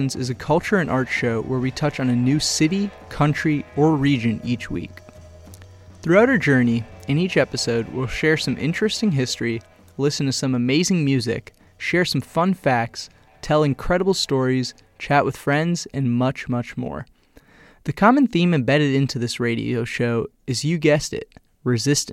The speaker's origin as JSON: {"language": "English", "country": "United States", "said": "I'm American"}